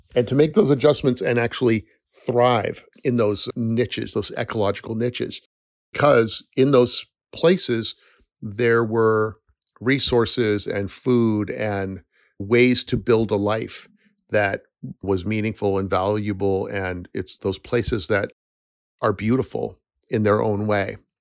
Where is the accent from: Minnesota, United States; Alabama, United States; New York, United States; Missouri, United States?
New York, United States; upstate; also born or lived in Sacramento, California / Los Angeles, California; I moved from California to upstate New York when I was nine